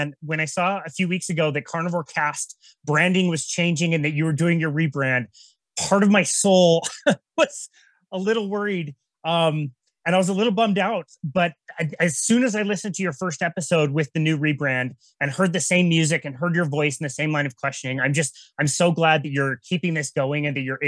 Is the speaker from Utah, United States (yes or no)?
yes; Salt Lake City, Utah, United States; my hometown of Salt Lake City